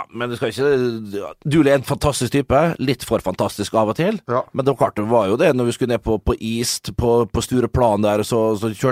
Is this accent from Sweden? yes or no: no; Liberia; Jeg er fra Liberia